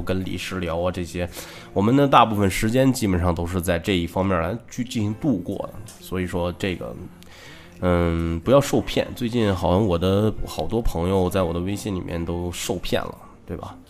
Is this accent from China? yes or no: yes; China; 作为一个中国人